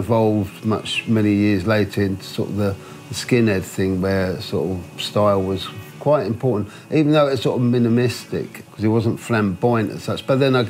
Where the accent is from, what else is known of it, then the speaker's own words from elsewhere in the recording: London, United Kingdom; I grew up in the South London area of Brixton with the families, the sons and daughters of the Windrush.